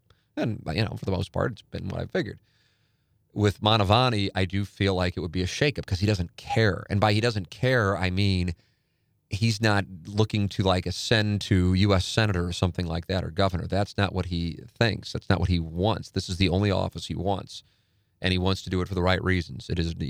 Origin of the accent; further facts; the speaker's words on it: St. Louis, Missouri, United States; went up and talked with the gentleman who was handling the lecture that day at Harvard and said, I'm from St. Louis.